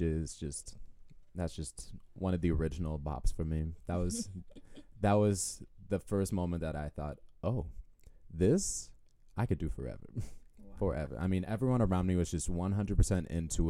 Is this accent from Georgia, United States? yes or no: no; Houston, Texas, United States; moved away as an adult; also born or lived in Rochester / Detroit / Memphis; I'm originally from the Houston area. I was born and raised there